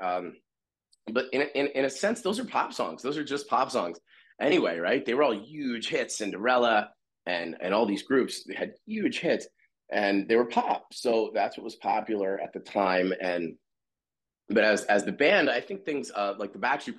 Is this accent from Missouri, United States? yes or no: no; Hightstown, New Jersey, United States; I grew up with him in Hightstown